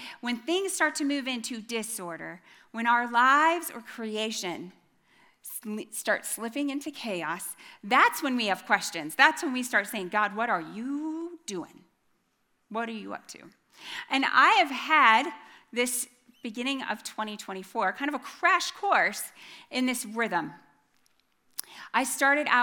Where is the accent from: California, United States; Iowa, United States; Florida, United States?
Iowa, United States; middle-aged white lady from Iowa